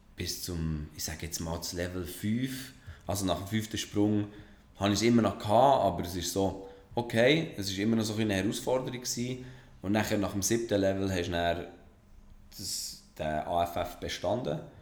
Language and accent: German; Switzerland